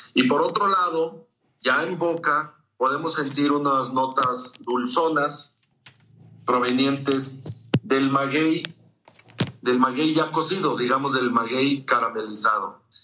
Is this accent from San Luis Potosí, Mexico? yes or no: yes; San Luis Potosí, Mexico; nosotros aquí en San Luis